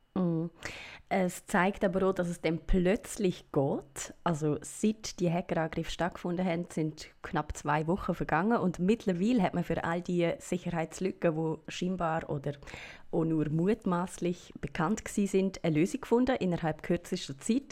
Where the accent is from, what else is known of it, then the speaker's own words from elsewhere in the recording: Switzerland; bei uns in der Schweiz